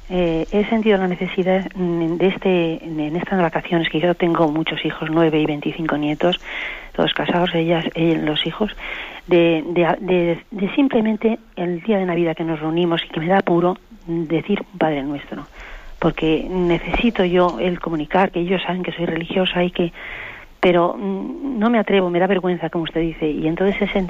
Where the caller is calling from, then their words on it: Madrid, Community of Madrid, Spain; de Madrid.